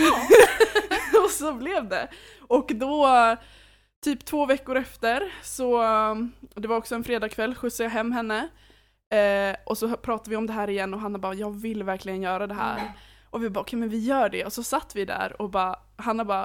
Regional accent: Åland, Finland; now in Uppsala, Sweden; Så jag är 22 år. Eh, jag kommer ursprungligen från Finland, Åland. Eh, men jag har bott i Uppsala stora delar av mitt liv och eh, nu senast så flyttade jag hit 2017

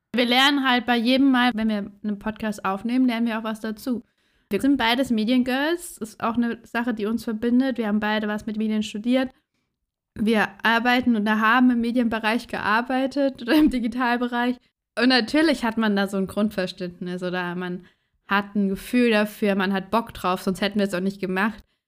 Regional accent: Southern Germany, Germany; also born or lived in Hamburg; now in Frankfurt, Germany; ich komme gebürtig aus Süddeutschland.

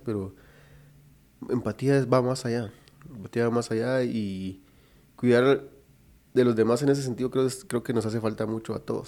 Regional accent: Guatemala; nosotros como guatemaltecos

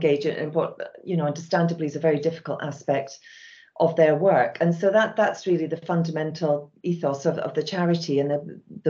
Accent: Scotland, United Kingdom; moved away as an adult; now in England; You can possibly hear from my accent that I was brought up and raised in Scotland

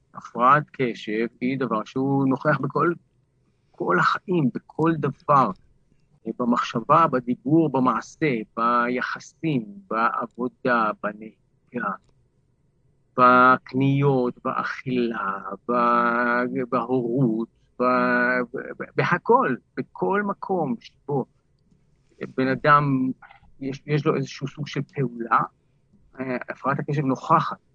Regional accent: Jerusalem, Jerusalem District, Israel; גדלתי בבלוק, שכונת קטמון בירושלים

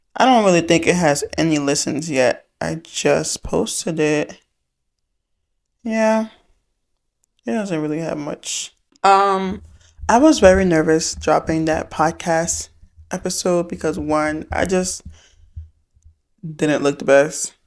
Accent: Fulton County, Georgia, United States; I'm from Fulton County

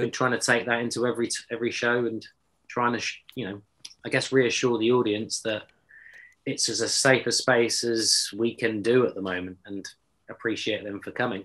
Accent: Exeter, South West England, United Kingdom; I'm from Exeter

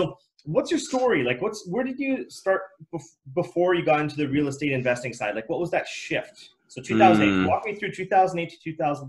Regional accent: Edmonton, Alberta, Canada; But in Millwoods, like when I grew up in Millwoods, I mean, that was like gangster town, right?

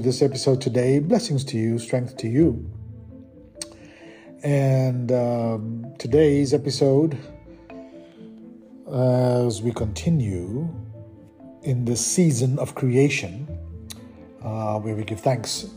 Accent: South Africa; South Africa, my home country

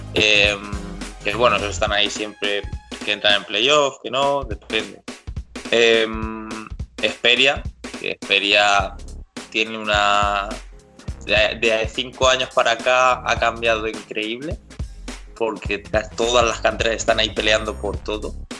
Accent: Getafe, Community of Madrid, Spain; soy de Getafe, empecé jugando aquí en el antiguo Getafe Beta

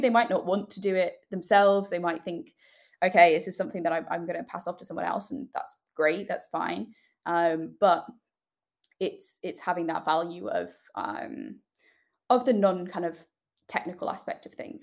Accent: United Kingdom; accent: British; also born or lived in United States; we are British, as you might be able to tell from my accent

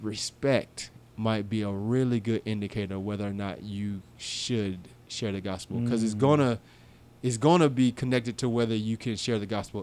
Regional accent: Fort Myers, Florida, United States; also born or lived in Tampa, Florida; now in St. Petersburg, United States; I grew up in Fort Myers

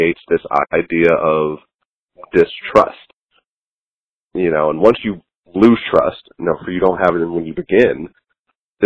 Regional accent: United States; As an American

